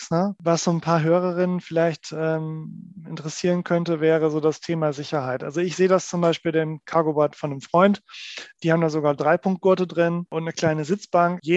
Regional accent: Oldenburg, Lower Saxony, Germany; so wenn ich an meine Heimatstadt denke, Oldenburg, Oldenburg hat eine der größten zusammenhängenden äh, Fußgängerzonen Deutschlands tatsächlich

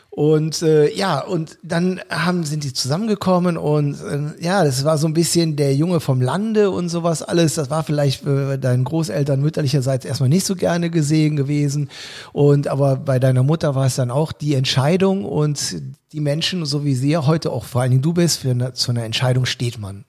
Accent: Cologne, North Rhine-Westphalia, Germany; Somit bin ich Kölner geworden

